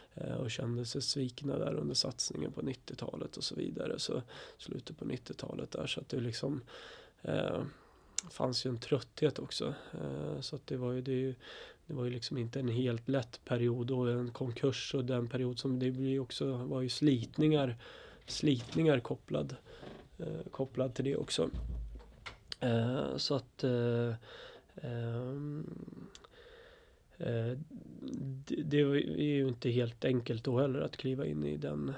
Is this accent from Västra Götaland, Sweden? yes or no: no; Östersund, Jämtland, Sweden; now in Stockholm, Sweden; Jag är från, faktiskt från Östersund från början, och uppväxt i Östersund.